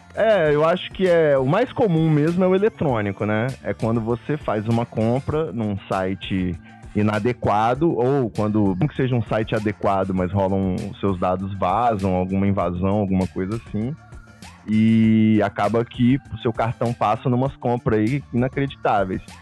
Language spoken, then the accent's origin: Portuguese; Rio de Janeiro, Brazil; eu sou carioca